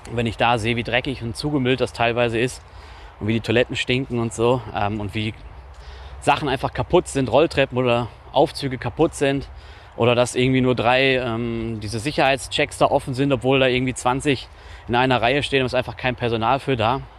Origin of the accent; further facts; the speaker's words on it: Zurich, Switzerland; natürlich, ich komme auch aus Zürich, bin so ein bisschen das ist vielleicht so ein bisschen Lokalpatriotismus